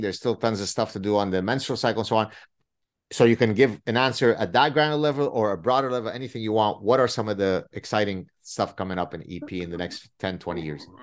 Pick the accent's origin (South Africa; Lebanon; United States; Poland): Lebanon; first language Arabic; English is a second language; moved away; I grew up in the Lebanese Civil War